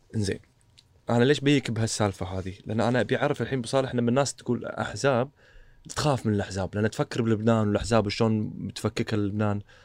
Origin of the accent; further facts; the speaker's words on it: Kuwait; عندنا بالكويت